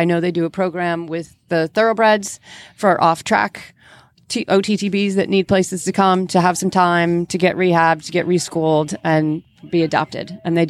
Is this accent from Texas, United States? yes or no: no; Connecticut, United States; moved away as an adult; now in Aiken, United States; I grew up in Connecticut, so I know about cold weather